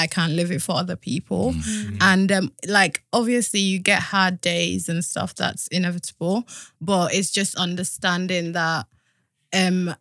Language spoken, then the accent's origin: English; Yorkshire and the Humber, United Kingdom; moved away as an adult; also born or lived in Gambia; now in London, United Kingdom; I grew up in Yorkshire and then I moved to London for uni when I was 18, 19